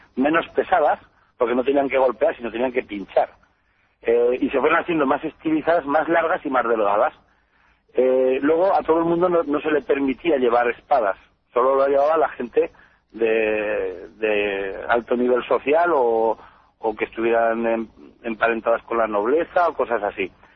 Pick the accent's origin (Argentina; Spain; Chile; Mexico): Spain; Teruel, Aragon; mi familia lleva, lleva aquí desde mi pueblo, en Serás que es un pequeño pueblo de Teruel, pues llevamos aquí desde, desde el siglo XIV o XV.